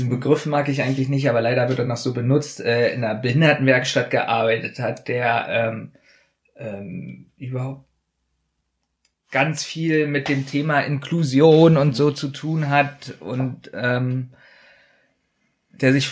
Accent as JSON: {"language": "German", "region": "Berlin", "country": "Germany", "tie": "born or raised there", "said": "Ich bin am Südstern"}